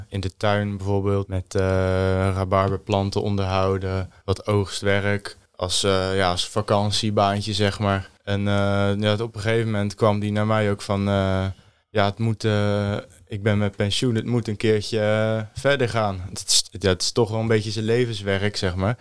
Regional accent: Stellendam, South Holland, Netherlands; Ik kom uit Stellendam

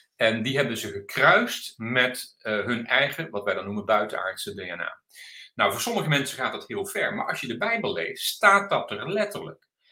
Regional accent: Delft, South Holland, Netherlands; ik ben Delftenaar, heel mijn leven daar geweest

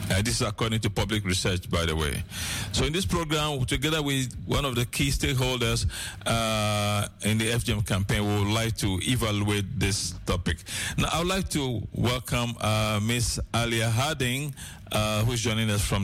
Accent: Ghana; moved away; am from Ghana originally, by the way.

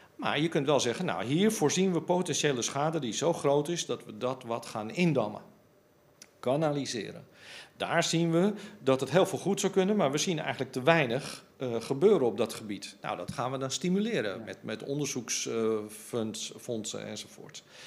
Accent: Amsterdam, North Holland, Netherlands; ik ben Amsterdammer

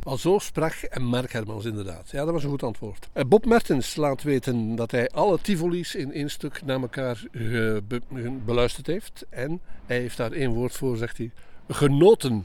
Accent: Hamme, Flanders, Belgium; Dat is, eh, begonnen in de tijd bij Radio Forest in Hamme, vond ik voor mezelf, ehm, symbolisch en een heel speciale, eh, tijd en belevenis, omdat dat vanuit mijn geboortedorp ging

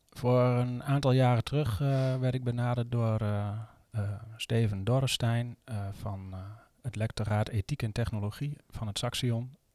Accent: Netherlands; moved away as an adult; ik ben geboren in Nederland en opgegroeid in Nederland.

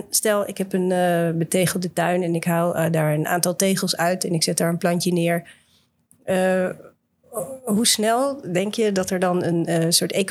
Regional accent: Voorschoten, South Holland, Netherlands; ik ben opgegroeid in Voorschoten.

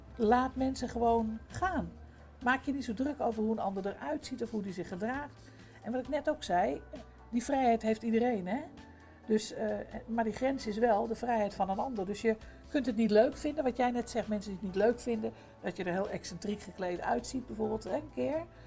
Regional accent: Amsterdam, North Holland, Netherlands; ik kom uit Amsterdam, daar, ben ik zelf geboren en opgegroeid

